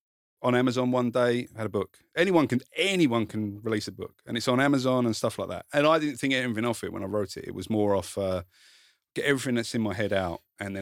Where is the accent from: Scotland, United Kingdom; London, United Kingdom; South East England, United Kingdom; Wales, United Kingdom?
South East England, United Kingdom; Kent. So this explains it all. Near Dartford.